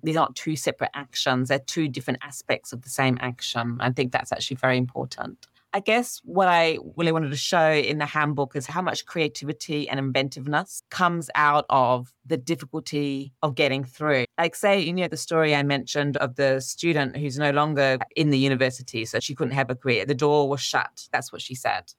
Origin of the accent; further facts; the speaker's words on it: Australia; I was brought up in Australia with my father's Pakistani, my mother's English